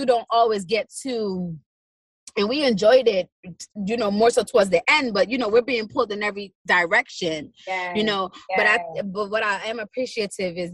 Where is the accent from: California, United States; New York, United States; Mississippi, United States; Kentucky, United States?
New York, United States; New York City; I'm from Brooklyn